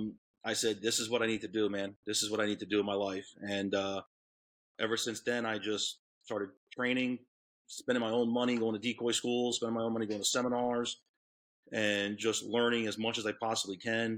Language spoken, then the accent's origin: English; Orlando, Florida, United States; also born or lived in Long Island, New York; I grew up in Orlando.